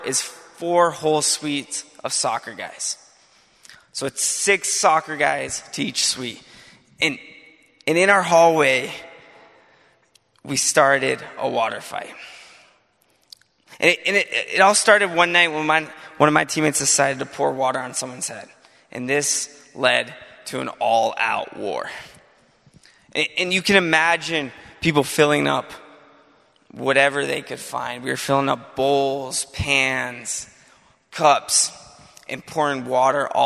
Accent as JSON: {"language": "English", "region": "Utah", "country": "United States", "tie": "born or raised there", "also_born_or_lived": "Seattle, Washington", "moved": "as an adult", "lives_now": "Chicago, United States", "said": "ended up in Utah somehow. So most of my life, I've lived in Utah"}